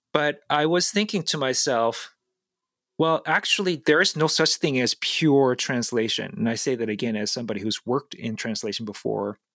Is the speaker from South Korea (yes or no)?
yes; South Korea; moved away; I'm an immigrant, I was born and raised in South Korea